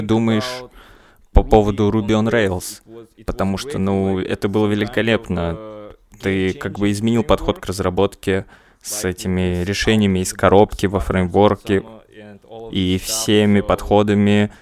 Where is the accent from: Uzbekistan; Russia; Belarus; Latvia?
Uzbekistan; я из Узбекистана